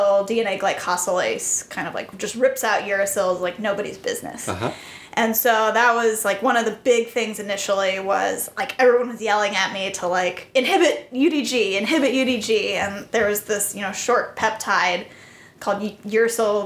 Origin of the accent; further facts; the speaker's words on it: California, United States; moved away as an adult; also born or lived in Boston; I am originally from California